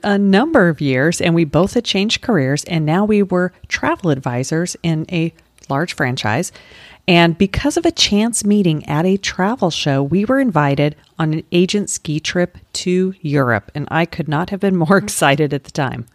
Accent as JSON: {"language": "English", "region": "Colorado", "country": "United States", "tie": "born or raised there", "also_born_or_lived": "Utah", "moved": "as an adult", "lives_now": "Florida, United States", "said": "my home state of Colorado or where I lived after college, which was in Utah"}